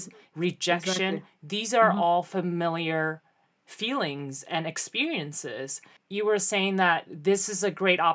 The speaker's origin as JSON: {"language": "English", "town": "Mitaka", "region": "Tokyo", "country": "Japan", "tie": "born or raised there", "said": "I was born and raised in this little town called Mitaka in Tokyo"}